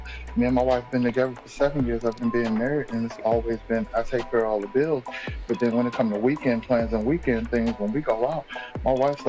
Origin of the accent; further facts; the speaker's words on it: the South, United States; I was raised in the South